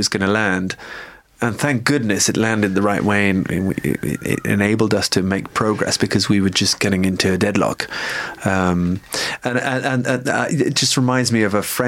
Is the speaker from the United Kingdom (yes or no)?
yes; United Kingdom; now in Paris, France; us as British